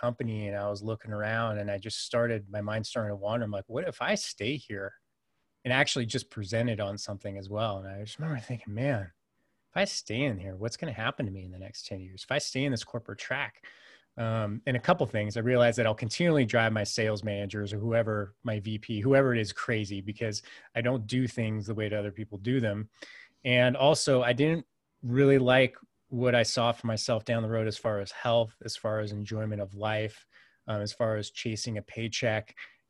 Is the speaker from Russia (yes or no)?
no; California, United States; I'm originally from Northern California. So I grew up in the Silicon Valley before it really was a Silicon Valley, to date myself. I'm 43 now.